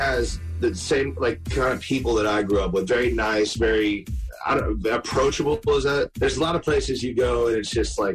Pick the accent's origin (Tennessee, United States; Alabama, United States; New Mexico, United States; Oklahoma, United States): Tennessee, United States; Nashville; I'm from Nashville